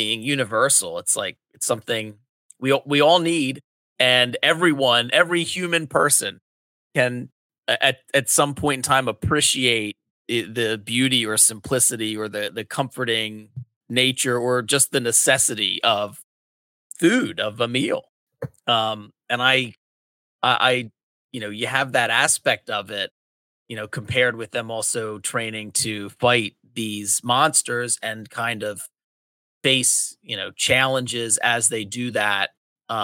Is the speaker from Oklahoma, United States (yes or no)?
no; Delaware County, Pennsylvania, United States; I grew up in Delaware County, Pennsylvania, the southeastern corner. It's a suburb of Philly.